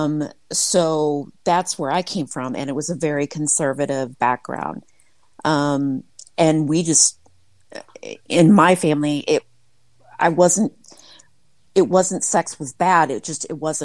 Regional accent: Midwest, United States; I was raised in the Midwest, a small town of about 3,000 people

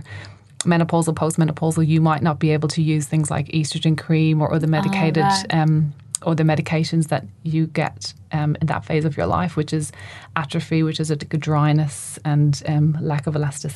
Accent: Ireland; I grew up in Ireland

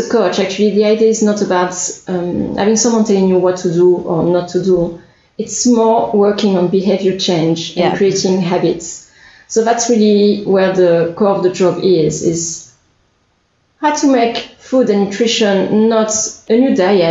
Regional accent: France; English is a second language; moved away as an adult; also born or lived in Australia; now in Ohai, New Zealand; I'm originally from France.

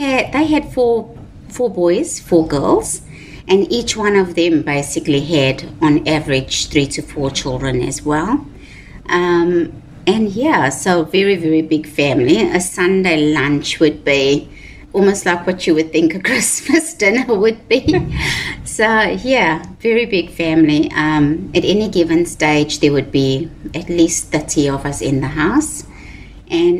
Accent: Durban, KwaZulu-Natal, South Africa; now in Richmond, New Zealand; I was born in Durban in South Africa, and we grew up in a very closed society or environment or community.

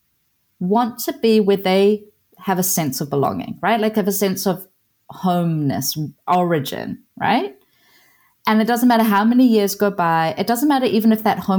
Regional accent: New Zealand; also born or lived in Iran; So I guess my home country is Aotearoa

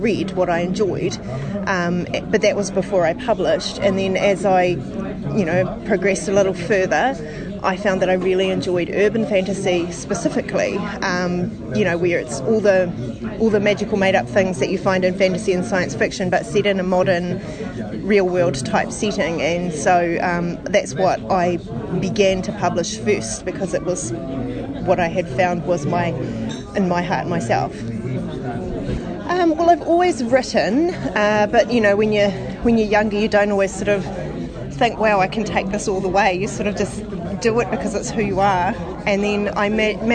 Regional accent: Bay of Plenty, New Zealand; now in Hamilton, New Zealand; I was born in the Bay of Plenty in a small town

